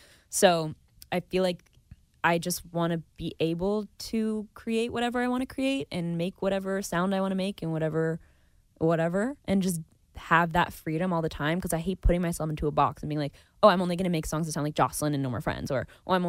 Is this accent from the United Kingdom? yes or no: no; Napa, California, United States; It's my hometown.